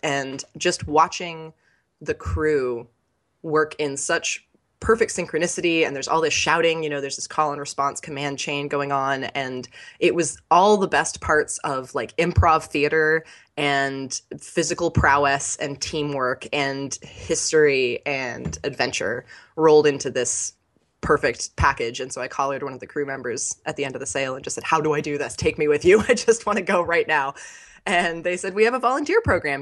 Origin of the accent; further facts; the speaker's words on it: California, United States; growing up in California, we were pretty close to the coast